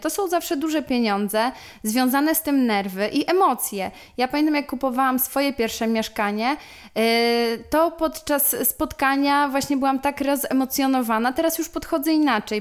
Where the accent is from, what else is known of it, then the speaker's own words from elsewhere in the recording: Łuków, Lublin Voivodeship, Poland; moved away as an adult; now in Warsaw, Poland; pochodzę z Łukowa, to jest y, miejscowość w województwie lubelskim. Przeprowadziłam się do Warszawy na studia i tak już tutaj y, pozostałam